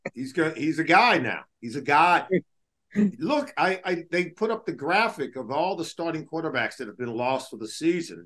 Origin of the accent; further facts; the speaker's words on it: Los Angeles, California, United States; I'm from Los Angeles